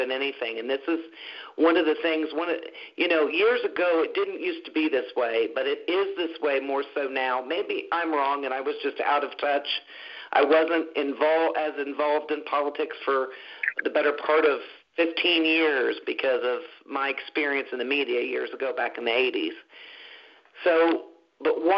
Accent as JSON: {"language": "English", "country": "United States", "said": "we, as the American people"}